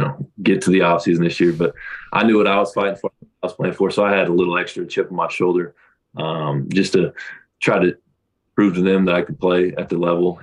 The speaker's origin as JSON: {"language": "English", "region": "Kansas", "country": "United States", "tie": "born or raised there"}